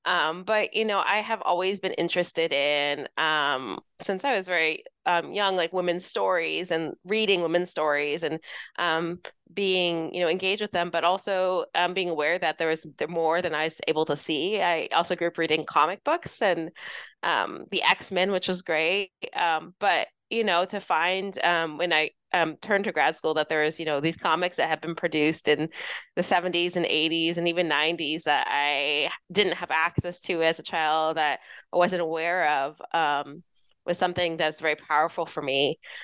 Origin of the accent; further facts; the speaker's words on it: Los Angeles, California, United States; also born or lived in New York City; Yeah, so I grew up in Southern California, Los Angeles area.